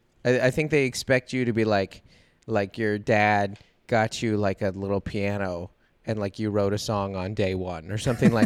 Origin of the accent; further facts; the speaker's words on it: Seattle, Washington, United States; I grew up in Seattle in the 90s.